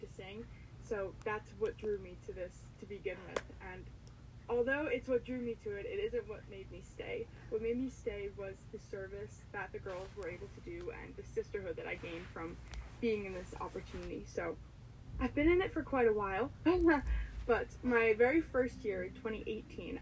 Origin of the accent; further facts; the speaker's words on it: Waldorf, New Jersey, United States; also born or lived in Amherst, Massachusetts; I am from Waldorf, New Jersey, so I'm in the north part of New Jersey